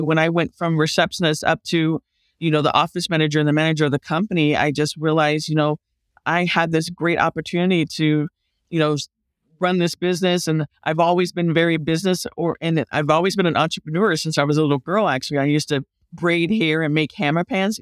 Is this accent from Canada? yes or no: no; Lake County, California, United States; also born or lived in Bay Area, California; I grew up in the country